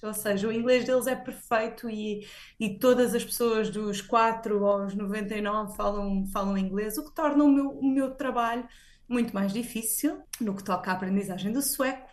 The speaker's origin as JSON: {"language": "Portuguese", "country": "Portugal", "moved": "as an adult", "lives_now": "Sweden"}